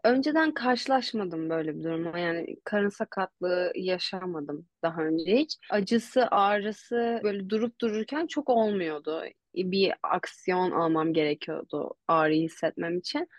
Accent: Istanbul, Turkey; ben Koza'ya taşınmadan önce karşıda Anadolu Hisarı'nda oturuyordum. E, Acar Kenti'nin içindeki TED Koleji'ne gidiyordum okula. E, sonra oradan Bahçeşehir'e taşındık Koza'ya. Ya böyle bayağı bir İstanbul turu

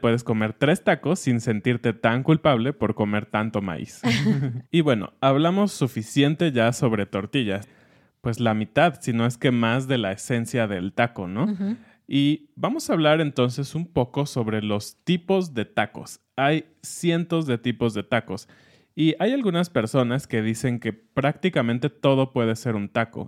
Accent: Mexico; como mexicanos tenemos y como mexicanos también del centro y de otras partes del país

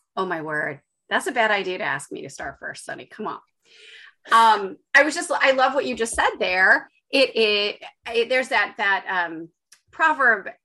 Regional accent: Chicago, Illinois, United States; moved away as an adult; also born or lived in Los Angeles / Lithuania; now in Cumbria, United Kingdom; I grew up in Chicago

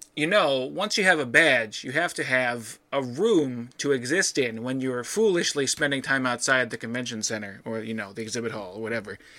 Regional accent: Midwest, United States; being a Midwesterner

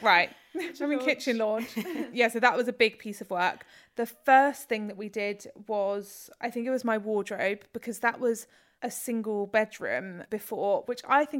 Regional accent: Tasburgh, East of England, United Kingdom; moved away; also born or lived in Norwich; I grew up in Tasborough, which is in Norfolk.

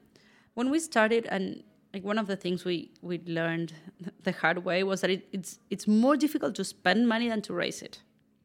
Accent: Argentina; also born or lived in Buenos Aires / San Francisco; now in New York, United States; I am from Argentina.

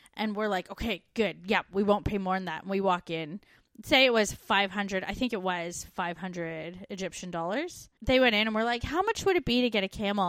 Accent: Canada; moved away; We're two Canadian expats now living in Australia

